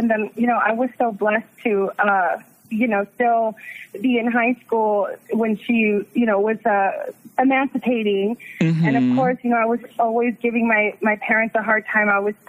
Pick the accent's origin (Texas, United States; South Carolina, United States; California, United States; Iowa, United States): Texas, United States; Dallas; now in San Antonio, United States; I actually live in San Antonio, but I'm originally from Dallas.